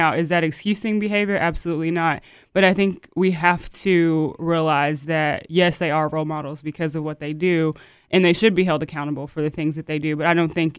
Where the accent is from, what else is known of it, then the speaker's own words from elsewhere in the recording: Louisville, Kentucky, United States; I grew up in Louisville and played basketball at Manual